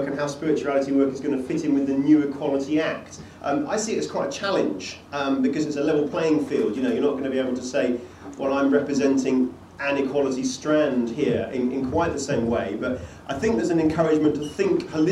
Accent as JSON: {"language": "English", "region": "England", "country": "United Kingdom", "also_born_or_lived": "Bradford", "moved": "as an adult", "lives_now": "Scotland, United Kingdom", "said": "I'm an Englishman who lives in Scotland"}